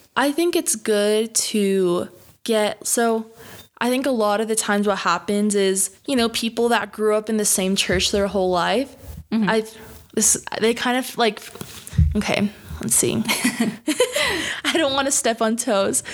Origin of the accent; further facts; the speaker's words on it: New York, United States; moved away as an adult; also born or lived in Dallas, Texas; I grew up in New York